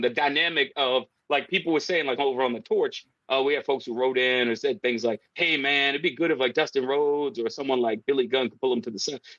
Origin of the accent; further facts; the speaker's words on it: Canada; like, as a Canadian, WH did not stand for that.